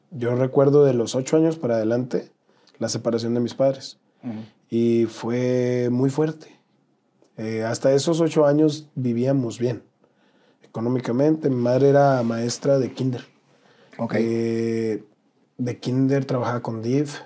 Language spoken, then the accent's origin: Spanish; Nogales, Sonora, Mexico; also born or lived in Ciudad Obregón, Sonora; Ciudad Obregón, Sonora, pero me llevaron muy chiquito a Nogales. Yo soy de Nogales.